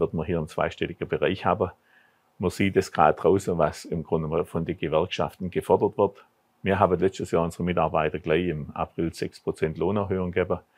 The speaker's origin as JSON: {"language": "German", "town": "Bad Urach", "region": "Baden-Württemberg", "country": "Germany", "tie": "born or raised there", "said": "in meiner Heimatstadt Bad Urach"}